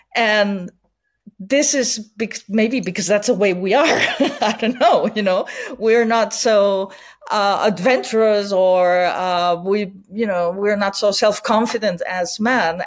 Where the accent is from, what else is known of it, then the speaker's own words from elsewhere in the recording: Barcelona, Catalonia, Spain; English is a second language; I'm born and raised in Barcelona